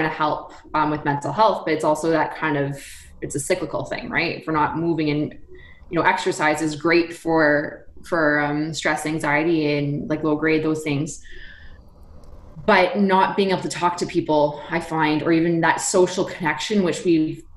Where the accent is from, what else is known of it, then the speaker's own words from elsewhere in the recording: Canada; we're Canadian